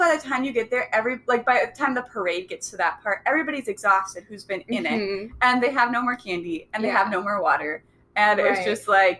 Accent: Robbinsdale, Minnesota, United States; I grew up in actually kind of a unique situation because we were in a smaller town within the city. So right, like, like a suburb of North Minneapolis.

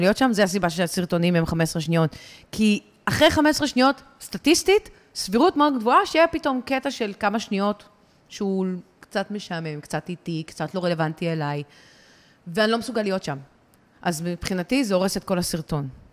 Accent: Ra'anana, Central District, Israel; אני מרעננה

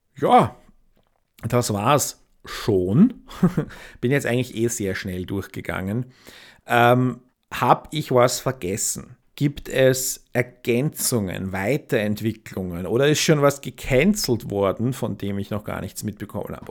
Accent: near Königstetten and Zeiselmauer, Lower Austria, Austria; eine Gemeinde ganz in der Nähe vom, von wo ich aufgewachsen bin, Königstetten und, und Zeiselmauer

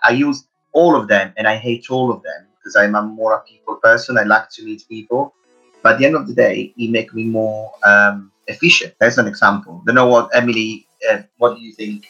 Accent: Italy; accent: Italian; English is a second language; moved away as an adult; now in United Kingdom; as you hear my Italian accent uh, is quite strong. I live in the UK since 2006

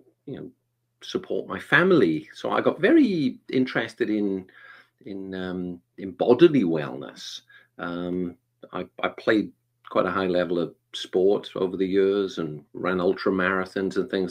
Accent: Wales, United Kingdom; now in Atlanta, United States; I'm originally from the UK. I'm from a little place called Wales.

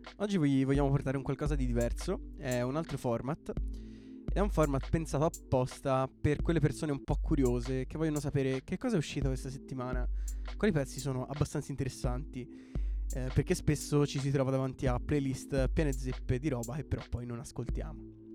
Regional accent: Florence, Tuscany, Italy; anche noi siamo di Firenze

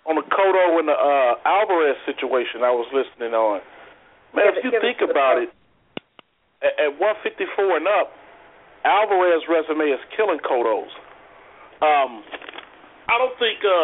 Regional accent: Cincinnati, Ohio, United States; I'm from Cincinnati.

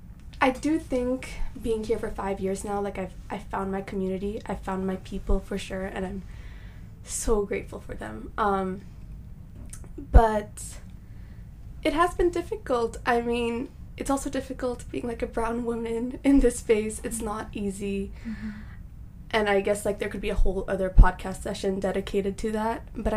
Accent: Japan; also born or lived in Hong Kong; I was born in Japan, raised there for a bit, moved to Hong Kong, and I came here to pursue my education and start a life for myself.

